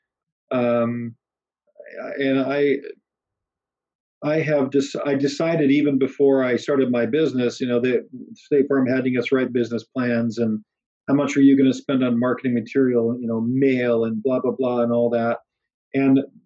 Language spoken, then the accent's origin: English; Bloomington, Illinois, United States; now in Pacific Northwest, United States; I grew up back in Bloomington, Illinois